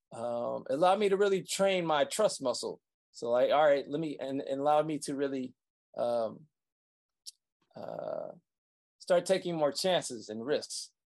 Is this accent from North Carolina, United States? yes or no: no; Saginaw, Michigan, United States; I was born in Saginaw, Michigan